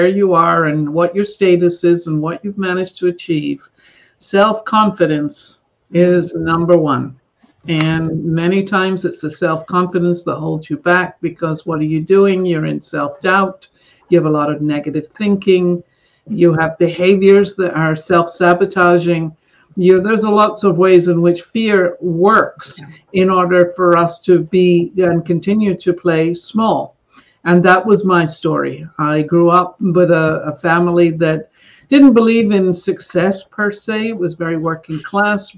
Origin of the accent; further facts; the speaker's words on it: Scotland, United Kingdom; now in Northern California, United States; I grew up in Scotland.